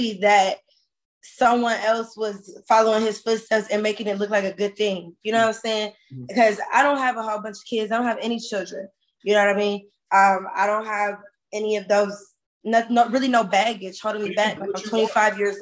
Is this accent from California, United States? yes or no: yes; Compton, California, United States; I'm from Compton, California